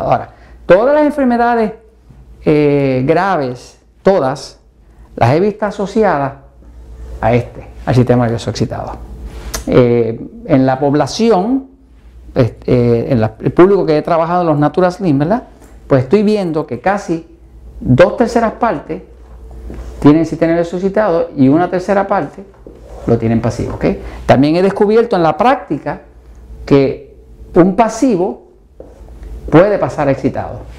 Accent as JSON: {"language": "Spanish", "country": "Mexico", "said": "¿Y qué como mexicano todos los días? Maíz."}